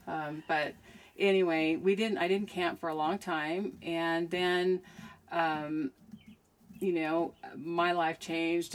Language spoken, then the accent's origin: English; Anchorage, Alaska, United States; I am from uh, Alaska. I was born in Anchorage, Alaska.